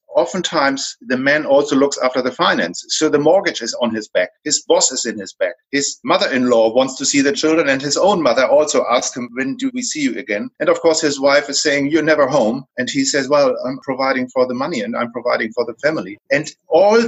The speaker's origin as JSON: {"language": "English", "region": "Hamburg", "country": "Germany", "accent": "German", "moved": "as an adult", "lives_now": "Sydney, Australia", "said": "I'm from Germany, so you can tell by my accent, I can't hide that. I'm from Hamburg, Germany, and moved to Australia 14 years ago."}